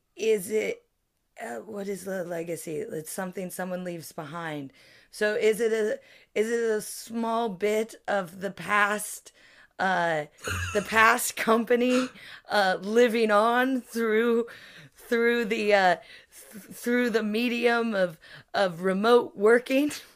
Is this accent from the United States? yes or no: yes; United States; now in United Kingdom; I'm American, but I am also a comedian who lives in the U K.